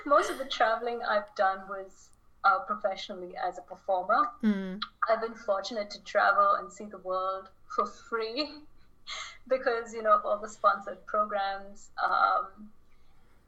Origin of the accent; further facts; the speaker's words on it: Chennai, Tamil Nadu, India; moved away; back home in Chennai, India, my hometown.